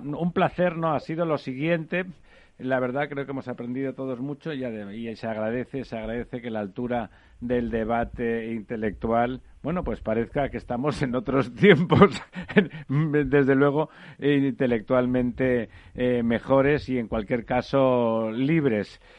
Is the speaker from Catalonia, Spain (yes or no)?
yes; Catalonia, Spain; yo también soy catalán